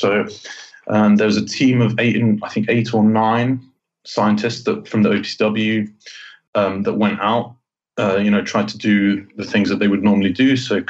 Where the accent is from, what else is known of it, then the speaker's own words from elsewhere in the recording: Jordan; because I grew up in Jordan.